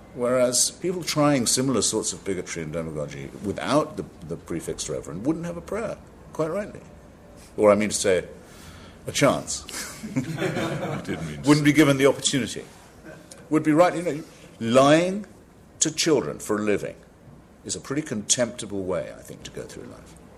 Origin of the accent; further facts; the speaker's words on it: Washington, District of Columbia, United States; I live in Washington, it's my hometown, Washington, D.C., nation's capital.